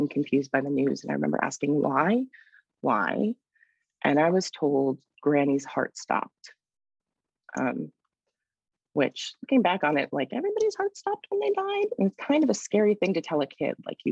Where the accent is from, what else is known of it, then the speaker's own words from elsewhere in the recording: Washington, D.C. area, a suburb in Northern Virginia, United States; I'm originally from the Washington, D.C. area, a suburb in Northern Virginia.